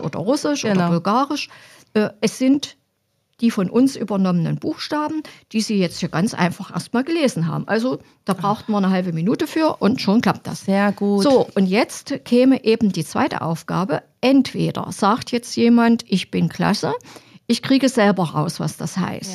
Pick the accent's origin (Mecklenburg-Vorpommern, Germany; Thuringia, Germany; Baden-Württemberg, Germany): Thuringia, Germany; Apolda; also born or lived in Halle / Eisenach; Ich komme hier aus Apolda, bin hier geboren, bin hier zur Schule gegangen